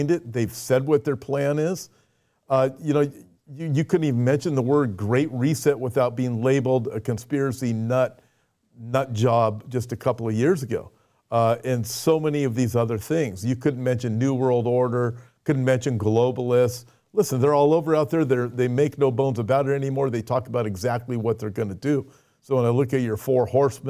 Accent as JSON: {"language": "English", "country": "United States", "said": "we're both from America"}